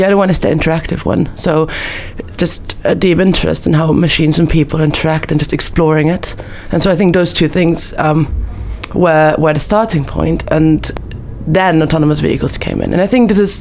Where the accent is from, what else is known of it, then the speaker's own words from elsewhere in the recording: Vienna, Austria; moved away; I'm originally from Vienna, Austria